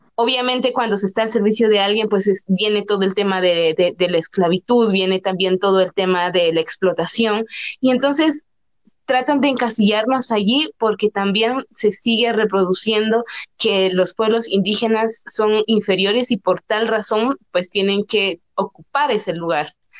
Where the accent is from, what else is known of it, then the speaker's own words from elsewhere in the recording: San Juan Comalapa, Chimaltenango, Guatemala; mi comunidad, de mi pueblo, y aparte que, por ejemplo, Comalapa es una tierra de muchísimos artistas